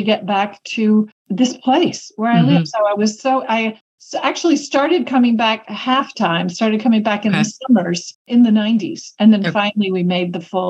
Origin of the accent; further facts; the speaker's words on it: Kentucky, United States; moved away as an adult; also born or lived in Tucson, Arizona / Indiana / Greece / France; now in Southern Appalachia, United States; I grew up in Kentucky.